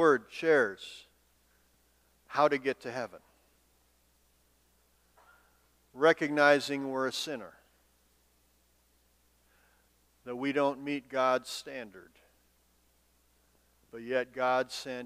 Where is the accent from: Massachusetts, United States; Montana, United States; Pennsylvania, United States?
Montana, United States; moved away as an adult; also born or lived in Minnesota; I grew up in Montana